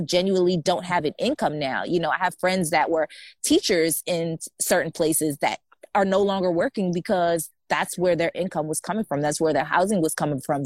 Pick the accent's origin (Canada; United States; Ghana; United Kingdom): United States; moved away as an adult; also born or lived in Wuhan; we're American citizens, but we're not American residents